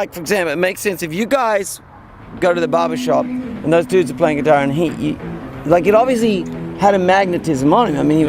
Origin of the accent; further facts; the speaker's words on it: Australia; for me as an Australian, as an outsider